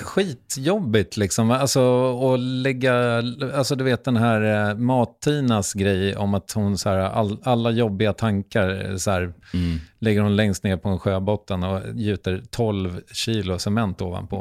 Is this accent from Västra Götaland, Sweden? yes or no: no; Strängnäs, Södermanland, Sweden; Jag kommer från Strängnäs, det är också litet.